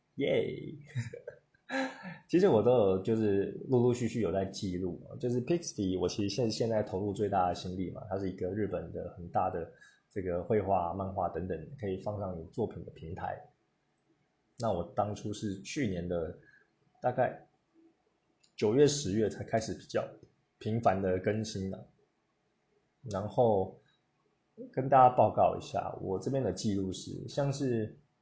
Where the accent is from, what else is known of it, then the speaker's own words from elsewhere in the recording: Taiwan; 我是从台湾来的，那我的家乡有什么东西？